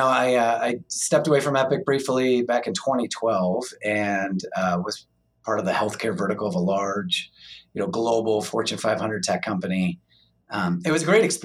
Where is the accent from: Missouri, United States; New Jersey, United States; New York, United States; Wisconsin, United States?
Missouri, United States; St. Louis; moved away; also born or lived in Illinois; I was born and raised in the St. Louis area